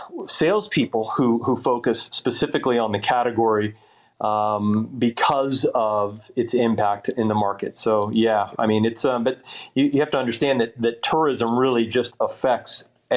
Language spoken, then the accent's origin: English; Florida, United States; I am from Florida